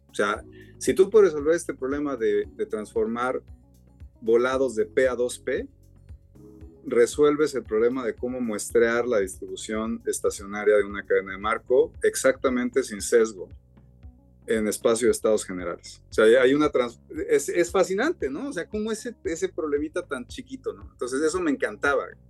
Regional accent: Mexico; moved away as an adult; also born or lived in Cambridge, United States / New York, United States; now in Stanford, United States; crecí en México, me vine aquí a Stanford a hacer mi PhD en el 2000

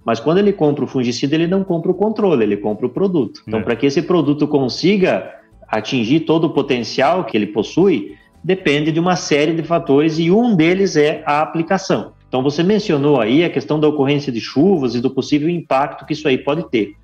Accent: Santa Catarina, Brazil; moved away as an adult; also born or lived in Santa Maria; now in Formosa, Brazil; eu sou natural de Santa Catarina, fiz colégio agrícola em Santa Catarina

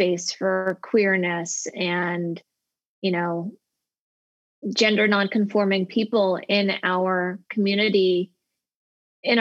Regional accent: United States; as a child growing up in America

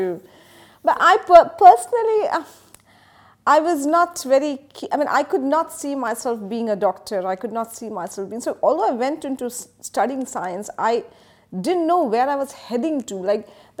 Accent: Mumbai, Maharashtra, India; moved away as an adult; now in Dubai, United Arab Emirates; I'm from Mumbai. So it was a typical Mumbai lifestyle.

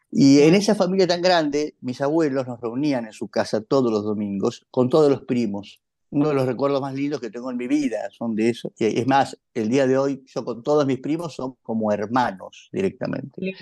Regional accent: Buenos Aires, Argentina; Nosotros sabíamos que nuestra familia originalmente era de Santiago del Estero, nos parecía rarísimo porque ya éramos porteños de hacía, no sé, por lo menos 150 o 200 años.

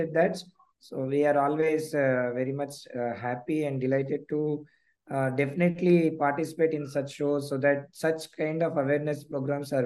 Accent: Hyderabad, Telangana, India; I am basically from Hyderabad only, South India

